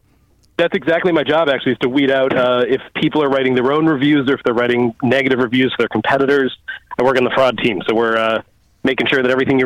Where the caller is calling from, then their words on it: Brookline, Massachusetts, United States; I'm calling from Conan O'Brien's hometown of Brookline, Massachusetts.